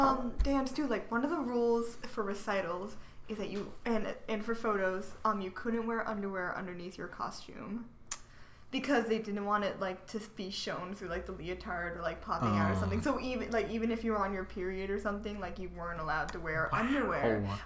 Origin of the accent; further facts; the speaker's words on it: Connecticut, United States; From Connecticut.